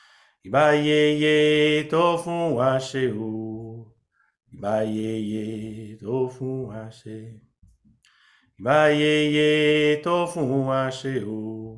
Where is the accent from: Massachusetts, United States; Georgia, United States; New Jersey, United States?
Massachusetts, United States; Boston; now in New Haven, United States; I'm originally from Boston, it's where I was born. And then my dad was doing some organizing and came down here, and we followed. We're here for about a year or so, and then went back to Boston.